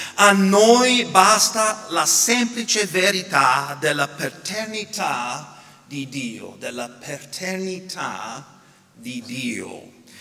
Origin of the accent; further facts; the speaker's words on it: United States; now in Italy; sia qui in Italia sia in America, per esempio, nel mio paese